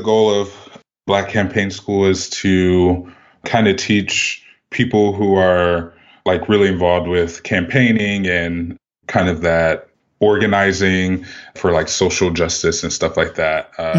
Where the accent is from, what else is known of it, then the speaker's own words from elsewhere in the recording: Midwest, United States; I'm from the Midwest originally, so it's like a big kind of Midwest thing for us.